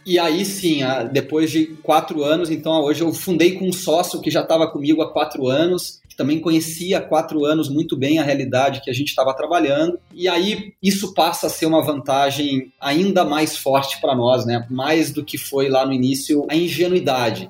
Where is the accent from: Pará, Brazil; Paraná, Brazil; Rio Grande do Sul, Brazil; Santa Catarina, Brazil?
Rio Grande do Sul, Brazil; Gaúcho; eu sou gaúcho